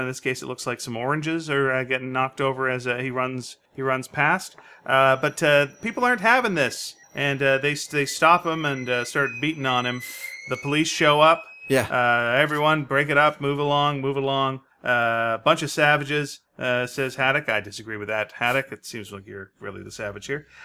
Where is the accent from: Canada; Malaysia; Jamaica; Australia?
Canada; we're Canadian